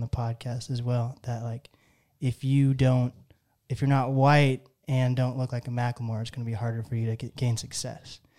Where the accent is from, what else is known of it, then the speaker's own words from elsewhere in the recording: Seattle area, Washington, United States; I'm from the Seattle area too